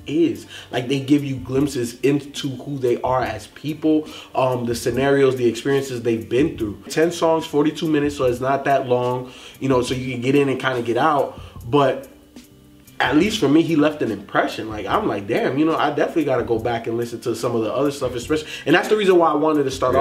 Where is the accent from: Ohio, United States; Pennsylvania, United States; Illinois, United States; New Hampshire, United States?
Illinois, United States; Chicago; I was born in Chicago